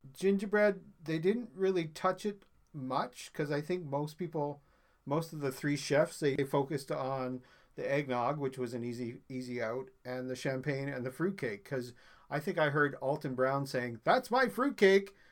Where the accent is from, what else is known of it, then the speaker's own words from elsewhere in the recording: Newfoundland and Labrador, Canada; now in Toronto area, Canada; I'm originally from Newfoundland